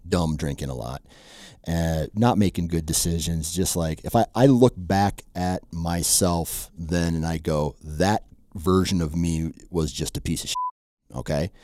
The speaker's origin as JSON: {"language": "English", "region": "Iowa", "country": "United States", "tie": "born or raised there", "said": "I was born and raised Iowan"}